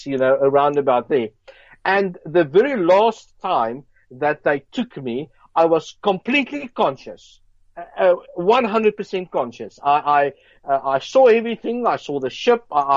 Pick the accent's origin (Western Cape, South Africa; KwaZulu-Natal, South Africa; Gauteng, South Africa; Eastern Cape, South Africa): Gauteng, South Africa; Johannesburg; I grew up in South Africa, Johannesburg, Brixton.